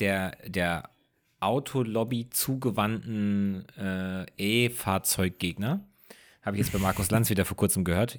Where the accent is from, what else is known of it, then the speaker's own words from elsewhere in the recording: Rhenish Hesse, Rhineland-Palatinate, Germany; bei uns zu Hause in Rheinhesse